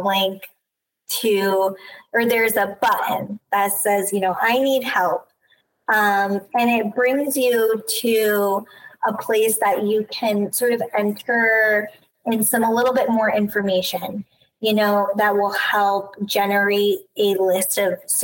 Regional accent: Chatham, New York, United States; I'm from the Hudson Valley, so not far. I grew up in a little town called Chatham, New York

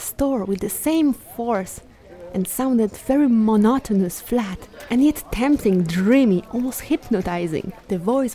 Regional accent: Bielsko-Biała, Silesian Voivodeship, Poland; my hometown, Bielsko-Biała.

